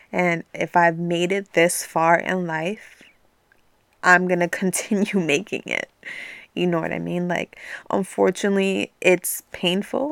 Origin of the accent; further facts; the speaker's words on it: New York City, New York, United States; now in New Jersey, United States; I was born and raised in New York